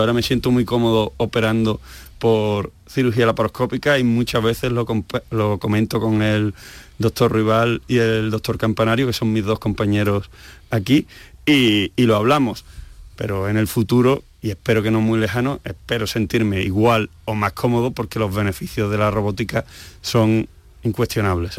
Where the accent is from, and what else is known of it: Seville, Andalusia, Spain; moved away as an adult; also born or lived in Asturias